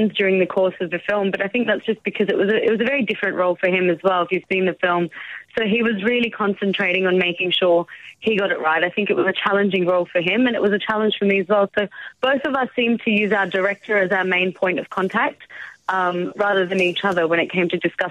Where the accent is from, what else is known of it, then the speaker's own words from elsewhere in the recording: Melbourne, Victoria, Australia; growing up in Melbourne, I had a pretty Delhi-centric upbringing, and we spoke Hindi at home